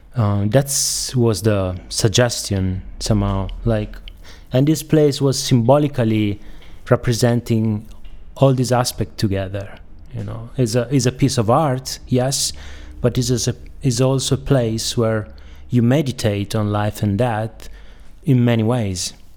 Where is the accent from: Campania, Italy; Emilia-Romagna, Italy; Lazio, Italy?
Emilia-Romagna, Italy; Bologna; I'm from Bologna